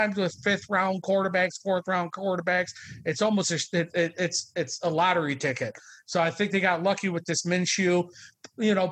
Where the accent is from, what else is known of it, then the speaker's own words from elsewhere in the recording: Buffalo, New York, United States; I'm from Buffalo